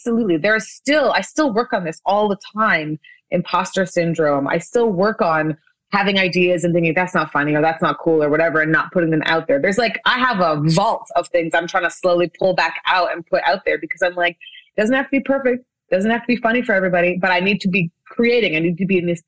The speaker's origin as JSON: {"language": "English", "town": "Winnipeg", "region": "Manitoba", "country": "Canada", "tie": "born or raised there", "said": "this is my hometown of Winnipeg in Canada"}